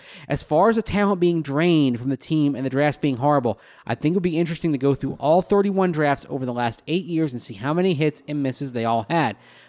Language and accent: English; Williamsburg, Virginia, United States; now in San Diego, United States; Finally, Mace, I'm from Williamsburg, Virginia. Not far from Richmond, but now live in beautiful San Diego.